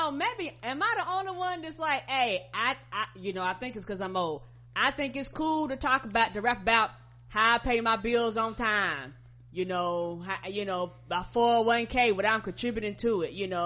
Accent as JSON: {"language": "English", "town": "Brooklyn", "region": "New York", "country": "United States", "said": "I'm from Brooklyn, so I'm from New York."}